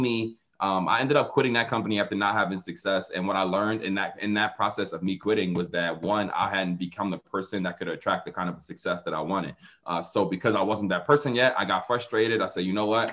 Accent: Philadelphia, Pennsylvania, United States; now in Atlanta, United States; I'm from Philadelphia. So even though I live in Atlanta right now, I grew up in the inner city of Philadelphia.

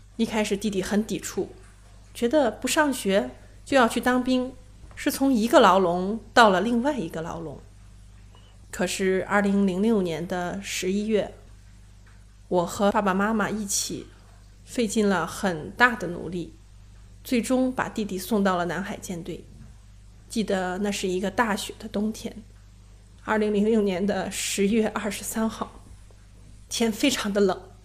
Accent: Xuchang, Henan, China; moved away; 回到许昌，我的老家

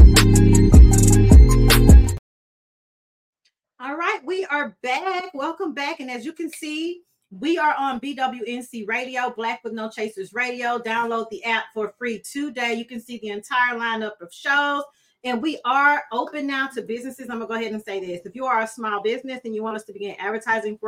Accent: Brookhaven, United States; moved away; also born or lived in Bogalusa; I'm from Brookhaven. I'm straight out the hood.

